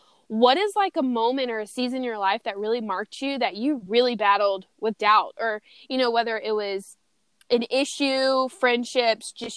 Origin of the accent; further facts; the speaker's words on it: Louisiana, United States; I'm from Louisiana